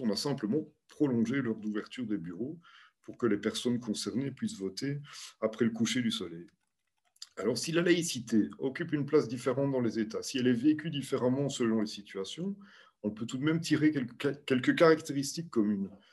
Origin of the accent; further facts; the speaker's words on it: Belgium; chez nous, en Belgique